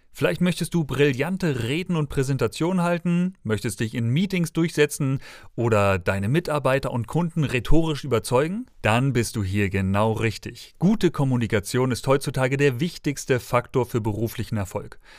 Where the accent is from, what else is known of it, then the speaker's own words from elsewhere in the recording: Schleswig-Holstein, Germany; now in Dresden, Germany; aufgewachsen im Bundesland des frischen Fisches in Schleswig-Holstein